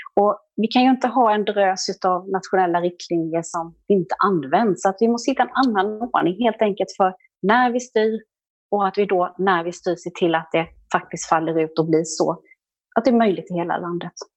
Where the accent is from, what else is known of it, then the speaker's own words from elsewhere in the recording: Jönköping, Jönköping County, Sweden; accent: Småland; jag är smålänning och Jönköpingsbo, det hör man därför att det är svårt att hitta några R när jag talar.